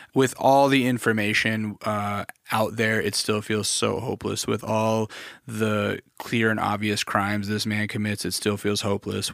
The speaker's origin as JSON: {"language": "English", "region": "Alaska", "country": "United States", "tie": "born or raised there", "said": "I grew up in Alaska"}